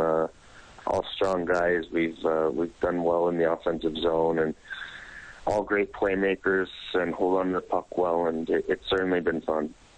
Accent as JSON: {"language": "English", "town": "Niagara Falls", "region": "Ontario", "country": "Canada", "tie": "born or raised there", "also_born_or_lived": "St. Catharines", "said": "I grew up right around Niagara Falls and uh, St. Catharines for the most part, about an hour away from Toronto"}